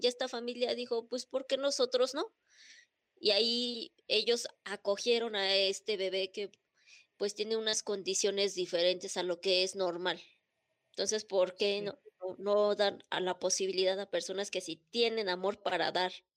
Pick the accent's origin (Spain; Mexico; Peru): Mexico; estamos bajo la misma bandera y todos nacimos en México